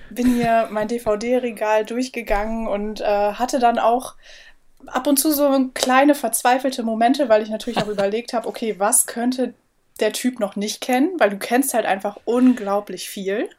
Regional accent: Bremen, Germany; now in Hamburg, Germany; ich komme ja aus Bremen

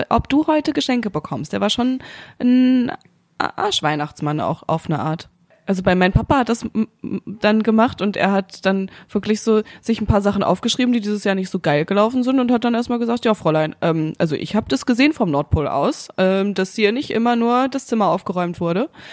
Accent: North Rhine-Westphalia, Germany; bei uns in Nordrhein-Westfalen

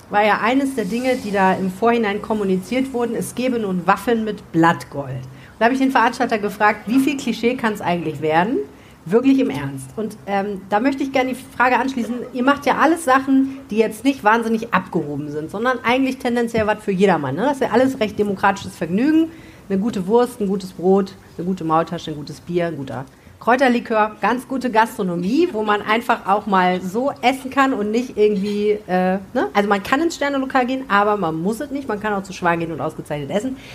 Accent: Germany; da müssen wir, finde ich, auch ehrlich gesagt als Deutsche generell noch viel lernen

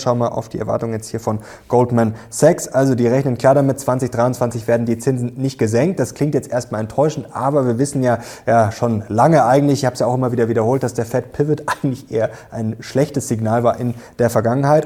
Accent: Germany; bei uns in Deutschland

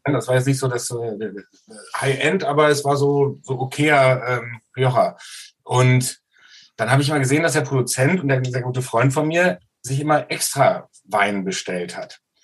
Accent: Soest, North Rhine-Westphalia, Germany; Ich komme aus Soest in Westfalen

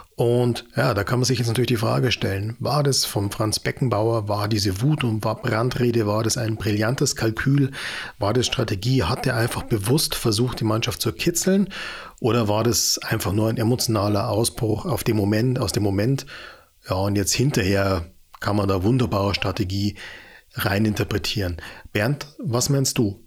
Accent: Ismaning, Bavaria, Germany; in Ismaning, in dem Münchner Vorort, in dem ich aufgewachsen bin

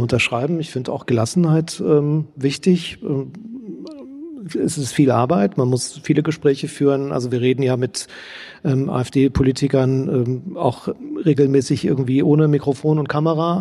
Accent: East Germany, Germany; Ich als Ostdeutscher

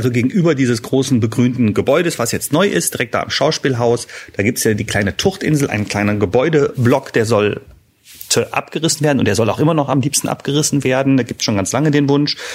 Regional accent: Düsseldorf, North Rhine-Westphalia, Germany; Eine kurze Frage als Düsseldorfer.

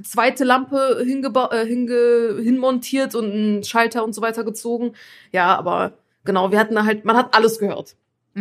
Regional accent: Turkey; ich bin ja Türkin

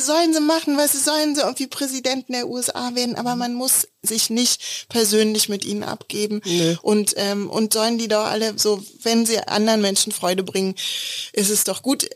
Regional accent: Berlin, Germany; Also wir kommen beide aus Prenzlauer Berg

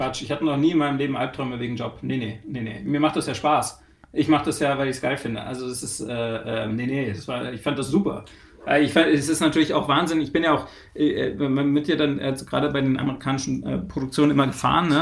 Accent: Germany; als Deutscher

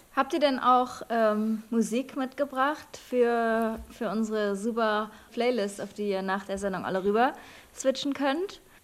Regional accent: eastern Germany, Germany; moved away; da, wo ich herkomme, einfach im Osten

